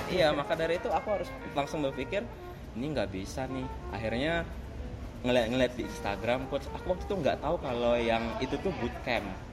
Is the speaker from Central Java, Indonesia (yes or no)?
no; Palembang, South Sumatra, Indonesia; Saya berasal dari Palembang